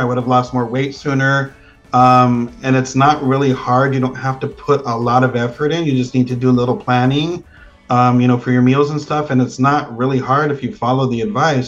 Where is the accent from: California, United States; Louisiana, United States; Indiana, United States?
California, United States; Pico Rivera; moved away; I grew up in Pico Rivera